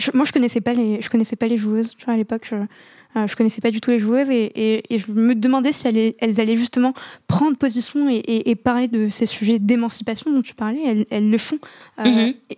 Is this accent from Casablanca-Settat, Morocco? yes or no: yes; Casablanca, Casablanca-Settat, Morocco; J'ai grandi à, à Casa, euh, juste en face du, stade de Mohamed V